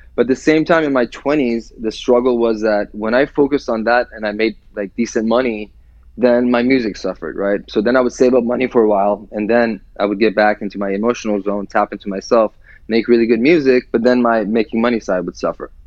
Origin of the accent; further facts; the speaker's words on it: Iran; now in United States; growing up in Iran